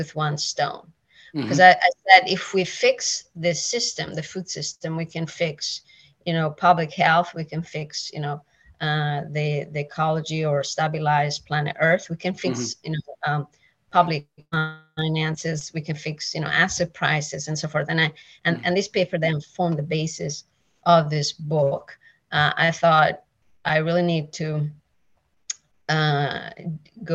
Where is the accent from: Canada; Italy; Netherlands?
Italy; moved away; I am originally from Italy. I'm Italian, like 100%